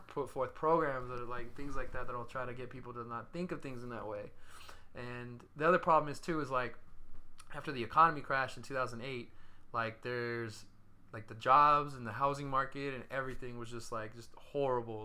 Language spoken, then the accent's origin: English; Stockton, California, United States; moved away; Stockton, my hometown